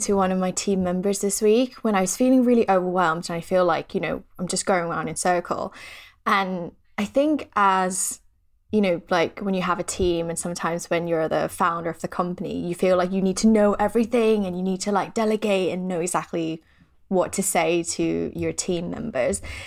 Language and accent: English; Thailand; moved away; I'm from Thailand, so we're pretty superstitious there.